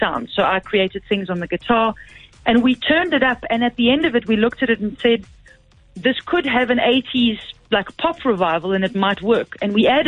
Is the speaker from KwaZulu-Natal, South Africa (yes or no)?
no; Magaliesburg, Gauteng, South Africa; moved away as an adult; also born or lived in Johannesburg; I grew up in Magaliesburg, and I went to Becker Primary and Becker High School